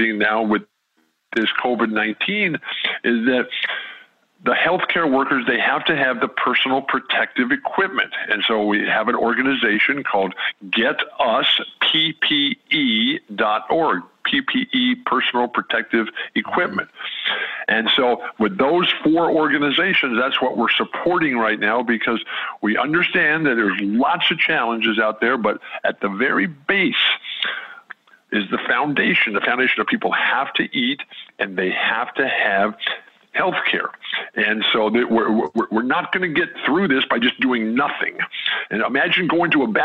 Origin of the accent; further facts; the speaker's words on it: San Diego, California, United States; staying at home in our home on the north edge of Balboa Park in San Diego, my hometown